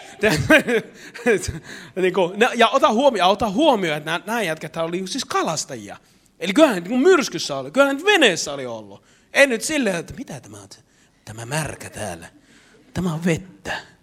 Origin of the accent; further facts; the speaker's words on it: Eastern Finland, Finland; mä oon Itä-Suomesta